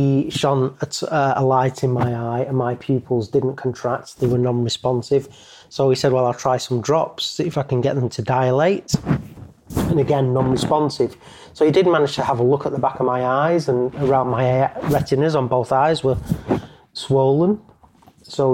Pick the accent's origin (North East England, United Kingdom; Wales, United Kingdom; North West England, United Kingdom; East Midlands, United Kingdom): North West England, United Kingdom; Eccles; I was born and raised in in Eccles, so a full, you know, Salford lad and Mancunian